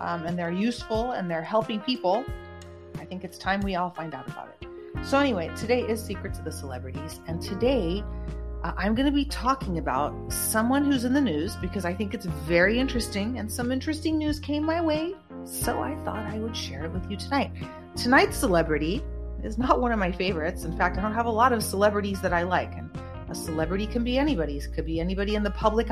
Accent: the Bay Area, California, United States; I'm from the Bay Area

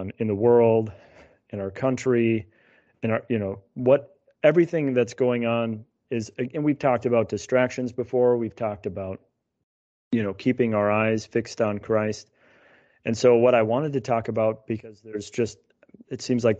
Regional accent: United States; as American Catholics

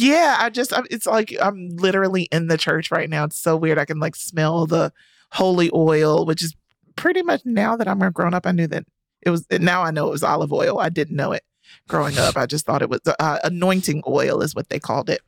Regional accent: Rocky Mount, North Carolina, United States; my hometown of rocky mount north carolina

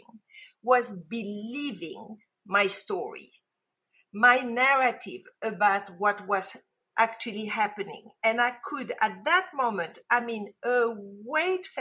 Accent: Casablanca, Casablanca-Settat, Morocco; moved away; I was brought up in Casablanca, Morocco, and yes, it is as exotic as it sounds

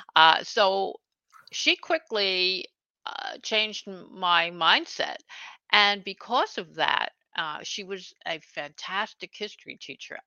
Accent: New York City, New York, United States; now in Hudson Valley, United States; I was born actually in Brooklyn, New York, and I grew up uh, right on the border between Brooklyn and Queens

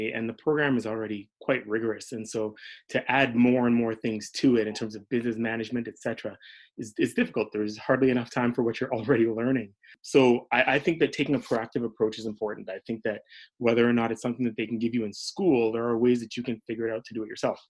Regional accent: Canada; also born or lived in Edmonton, Canada / Toronto, Canada / Florida, United States; now in Winnipeg, Canada; I grew up in Edmonton and in Toronto

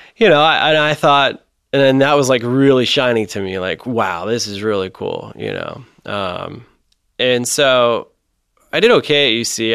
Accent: Mason, Ohio, United States; I grew up in Mason, actually. Uh, so, you know, five minutes from Kings Island, my whole upbringing

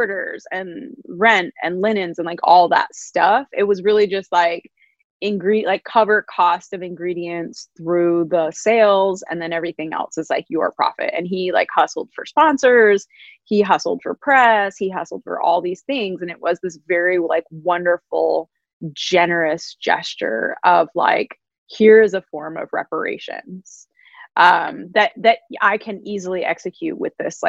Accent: New York, United States; I'm a New Yorker

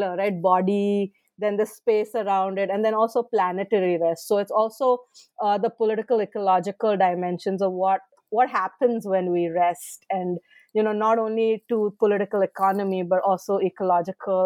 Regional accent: Mumbai, Maharashtra, India; moved away; growing up, I grew up in Bombay

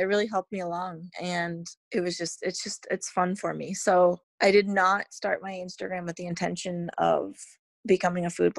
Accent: New England, United States; growing up in New England, it's always fresh in the summer

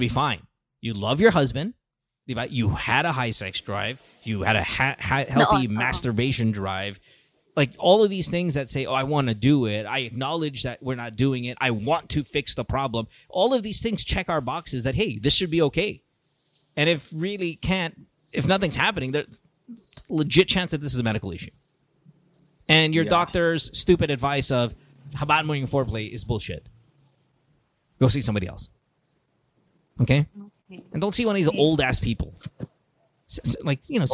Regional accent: Philippines; we're Filipino

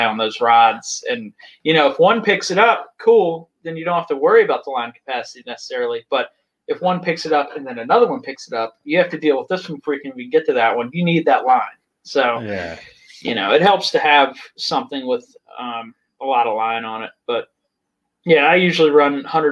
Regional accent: Virginia, United States; I'm working on the same type of thing in my home state of Virginia.

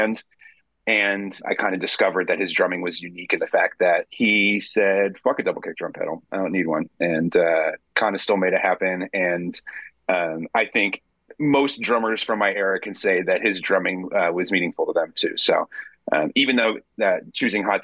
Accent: Pennsylvania, United States; I grew up in Pennsylvania

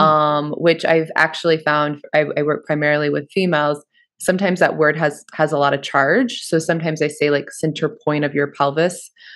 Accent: Kansas area, United States; moved away as an adult; also born or lived in Western Massachusetts / Boulder; I'm, I'm from the Kansas area.

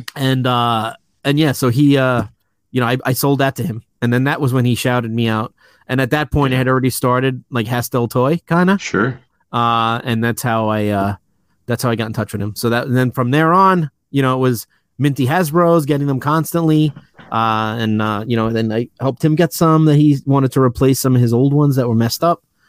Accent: New York City, New York, United States; moved away as an adult; now in Long Island, United States; I grew up in Queens. I was raised there until about six years ago when I moved out to Long Island

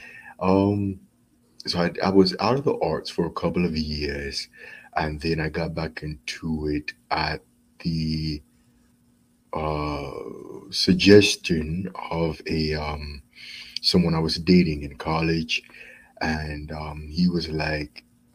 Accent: Charlotte, North Carolina, United States; I was born in Charlotte, North Carolina

